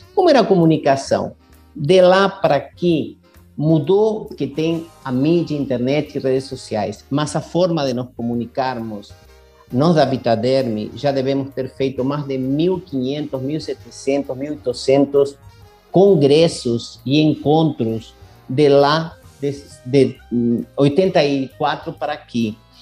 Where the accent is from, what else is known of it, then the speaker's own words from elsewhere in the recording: Buenos Aires, Argentina; moved away; eu sou argentino e em Buenos Aires, onde eu nasci